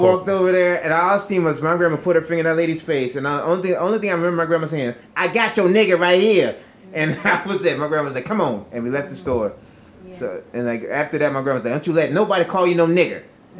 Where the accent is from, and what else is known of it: Virginia, United States; born or raised there; also born or lived in Hawaii